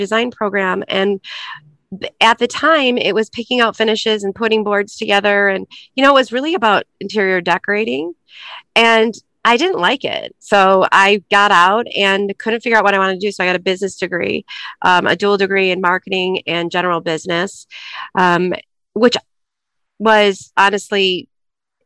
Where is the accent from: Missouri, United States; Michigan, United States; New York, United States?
Michigan, United States; Troy; now in Chicago, United States; I grew up in Troy, Michigan